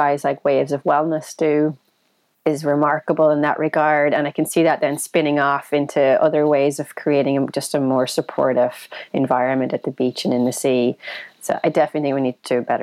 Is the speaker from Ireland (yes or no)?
yes; Ireland; white scrawny kid from Ireland